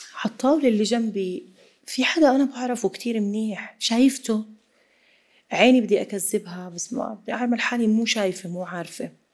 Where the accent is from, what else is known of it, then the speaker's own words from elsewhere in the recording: Jordan; ما عمري زرت في في مناطق سياحيه عندنا بالاردن